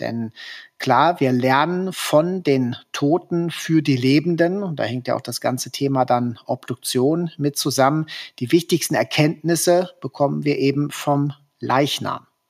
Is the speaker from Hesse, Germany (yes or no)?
yes; Hesse, Germany; In Hessen, wo ich herkomme und wo ich praktiziere